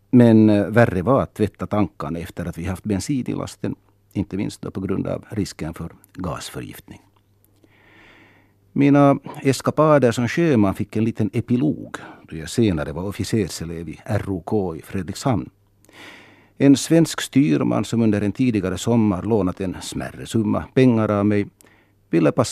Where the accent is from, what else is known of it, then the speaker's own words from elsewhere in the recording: Vaasa, Ostrobothnia, Finland; now in Helsinki, Finland; Så är jag förstås finlandssvensk. Och språket är viktigt. Och slutligen är jag född och uppvuxen i Vasa, Österbotten, Även om mina föräldrar och min släkt är från Nyland och även om jag numera känner mig hemma och rotad i Helsingfors